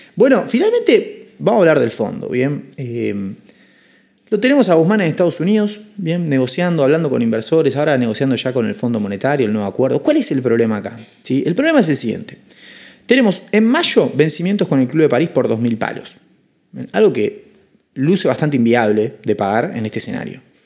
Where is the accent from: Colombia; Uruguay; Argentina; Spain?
Argentina